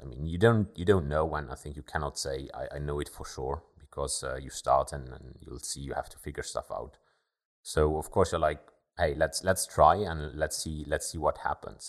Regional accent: Luxembourg; also born or lived in Germany; Born and raised in Luxembourg, I went to high school here in Luxembourg

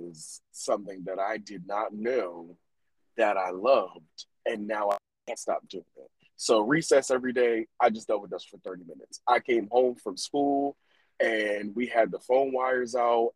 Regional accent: Bear, Delaware, United States; also born or lived in Newark, Delaware; we moved from Newark and moved out to the Hood of Bear

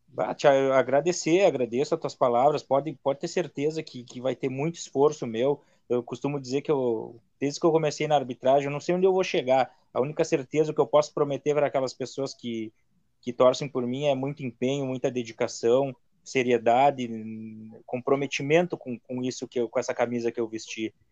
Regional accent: Santana do Livramento, Rio Grande do Sul, Brazil; eu sou de Livramento, era delegacia de Bagé, mas a minha, a minha cidade é Livramento

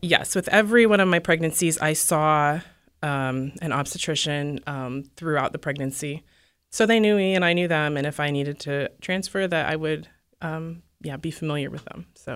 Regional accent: Alaska, United States; I'm from Alaska, and I don't know, people there are sort of D

